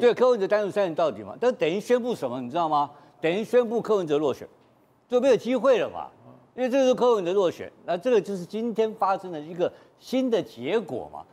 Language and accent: Chinese; Taipei, Taiwan; 我是台北富台新村长大，我是富台新村的老大，我从小就知道怎么样当老大